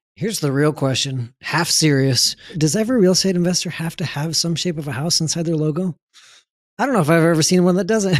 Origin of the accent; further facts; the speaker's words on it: San Antonio, Texas, United States; I grew up in San Antonio